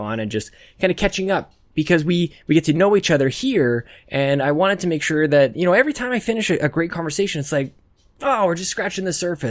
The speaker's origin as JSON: {"language": "English", "country": "Canada", "said": "I'm adopting as a Canadian"}